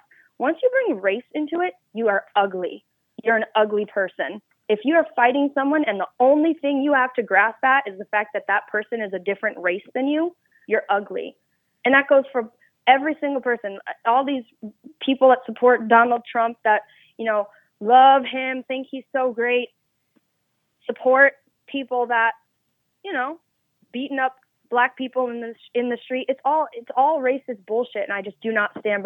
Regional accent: New York, United States; I am from New York

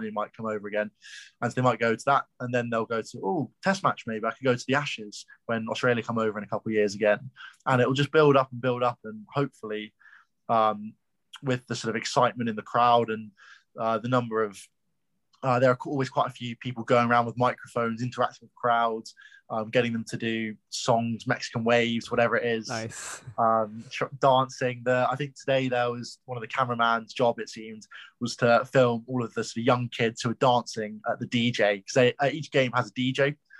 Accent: London, United Kingdom; now in Nottingham, United Kingdom; I'm from London

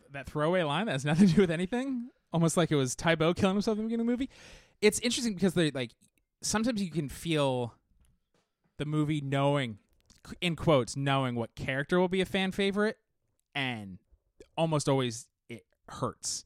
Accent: Southern California, United States; as a kid growing up in Southern California

